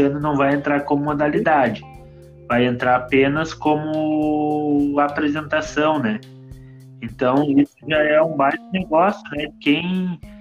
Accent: Campo Bom, Rio Grande do Sul, Brazil; a nossa pista aqui de Campo Bom, a gente é de Campo Bom

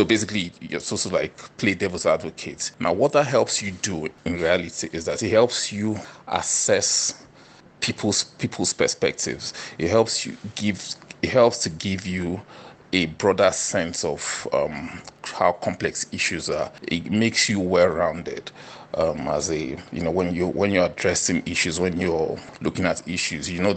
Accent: Niger Delta, Nigeria; I'm from the Niger Delta region in Nigeria

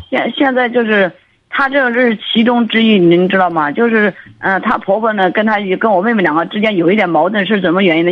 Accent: southern China, China; now in Beijing, China; 在北京，我都是那个南方人

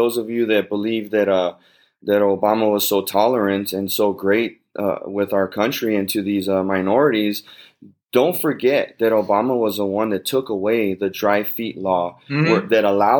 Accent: United States; I'm American first and foremost

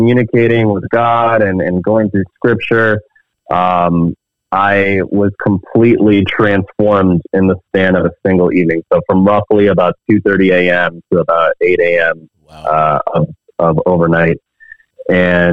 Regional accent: United States; moved away as an adult; now in Canada; I grew up in a Christian household in the States. I'm actually American. I immigrated to Canada 11 years ago

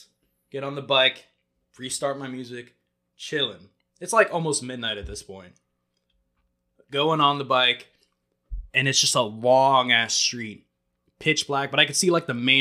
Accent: Florida, United States; moved away; I go back to Florida. I'm with family. I'm home most of the time

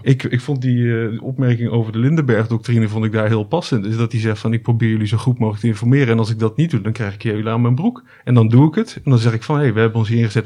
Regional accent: Almere, Flevoland, Netherlands; ik ben eh, geboren in Almere

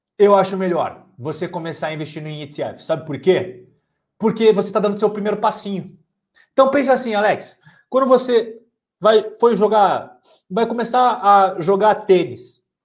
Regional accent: Brazil; a gente é brasileiro

